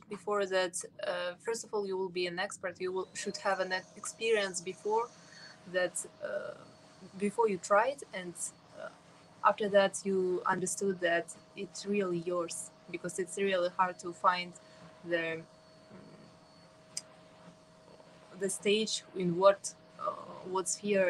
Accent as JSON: {"language": "English", "country": "Kazakhstan", "said": "I'm from Kazakhstan."}